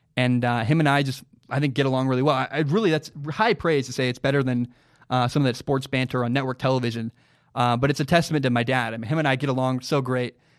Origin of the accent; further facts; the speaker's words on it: Portland, Oregon, United States; growing up in the Portland area.